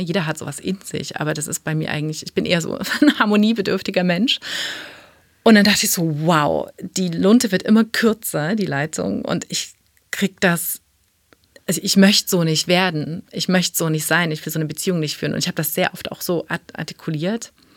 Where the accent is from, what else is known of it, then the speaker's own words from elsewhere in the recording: East Germany, Germany; meine Kindheit war in der DDR